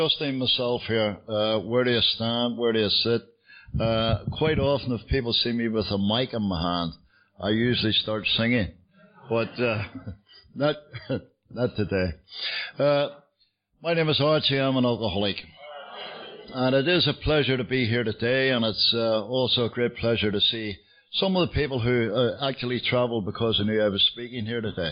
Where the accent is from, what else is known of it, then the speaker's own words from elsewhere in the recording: Belfast, Northern Ireland, United Kingdom; moved away as an adult; now in London, United Kingdom; I get sober in Belfast, you can tell from the accent. I'm not from London. I've lived in London for many years. But I was born in Belfast